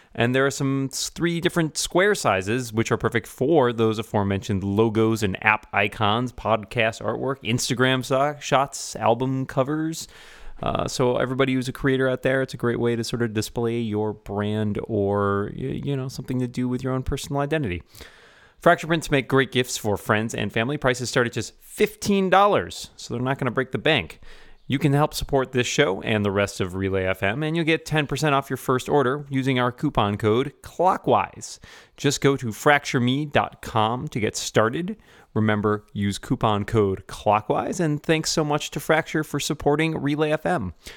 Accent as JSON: {"language": "English", "town": "Boston", "region": "Massachusetts", "country": "United States", "tie": "born or raised there", "said": "my hometown of Boston"}